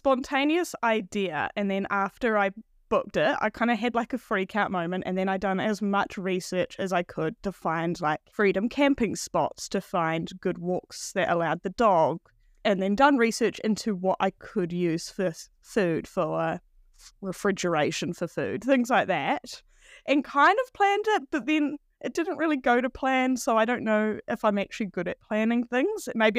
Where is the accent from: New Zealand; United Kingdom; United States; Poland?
New Zealand; Upper Hutt, Wellington; now in Wanaka, New Zealand; Yeah, so I grew up outside of Wellington in Upper Hutt.